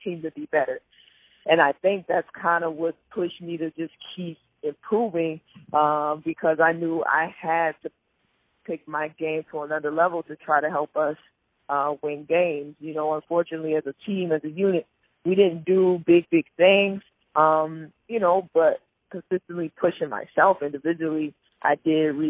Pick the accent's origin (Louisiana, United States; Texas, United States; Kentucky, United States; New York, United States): Louisiana, United States; New Orleans; moved away as an adult; now in Italy; I'm born and raised in New Orleans